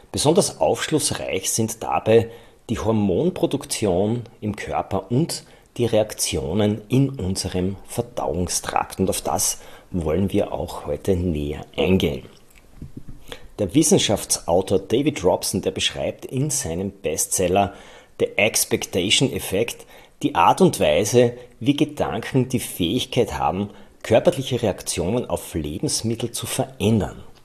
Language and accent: German; Styria, Austria; Bei uns in der Steiermark